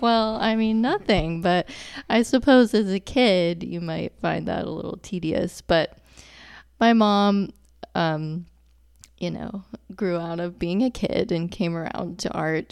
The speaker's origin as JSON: {"language": "English", "town": "Charlotte", "region": "North Carolina", "country": "United States", "tie": "born or raised there", "also_born_or_lived": "Dallas, Texas / Chapel Hill, North Carolina", "said": "I really grew up in Charlotte. I went, started kindergarten in Charlotte"}